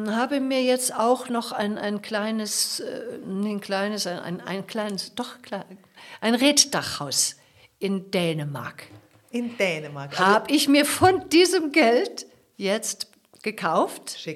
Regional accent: Porto, Porto District, Portugal; ein ganz wohlhabendes Haus, in dem ich aufgewachsen war in Porto und da, da ist, liegt meine ganze Sehnsucht.

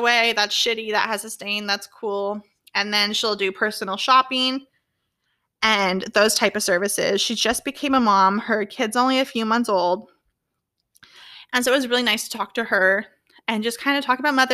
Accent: Orange County, California, United States; I'm from California. I grew up in Orange County

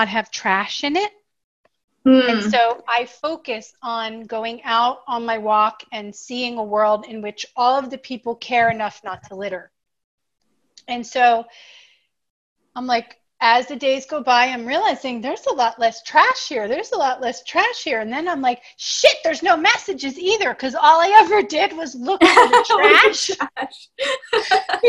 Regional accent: Bucks County, Pennsylvania, United States; born or raised there; now in Los Angeles, United States

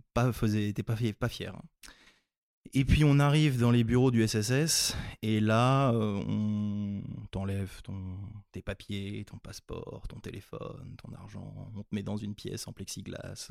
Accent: France; also born or lived in Nigeria; quand on est français

